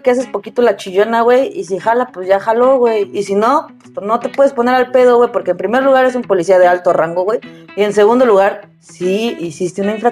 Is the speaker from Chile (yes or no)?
no; Mexico City, Mexico; Y le dije, no, de la Ciudad de México.